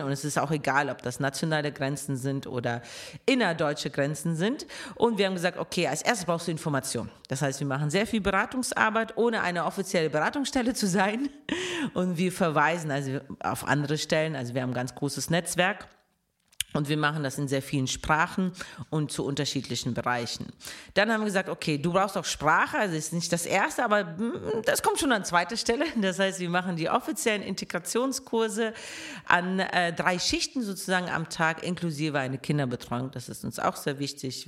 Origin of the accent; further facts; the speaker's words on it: Moscow, Russia; now in Cologne, Germany; Ich komme halt aus Moskau, äh, deswegen, ich brauche auch die Stadt. Ich bin ein absolutes Stadtkind.